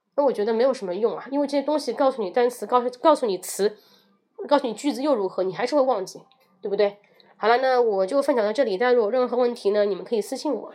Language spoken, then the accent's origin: Chinese; China; 我们中国人